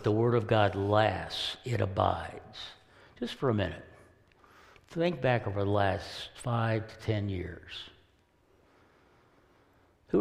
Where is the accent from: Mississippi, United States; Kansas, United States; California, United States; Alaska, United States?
Kansas, United States; as a young boy growing up in Kansas